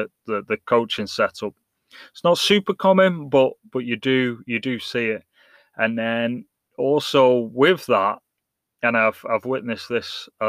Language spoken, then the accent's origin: English; England, United Kingdom; now in United States; English and born and raised in England, in the soccer world, and like now in America